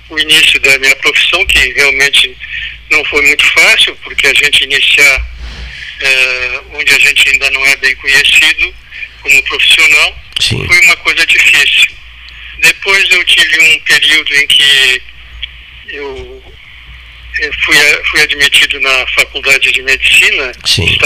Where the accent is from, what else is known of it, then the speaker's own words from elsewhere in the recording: Pelotas, Rio Grande do Sul, Brazil; Sim, sou nascido em Pelotas.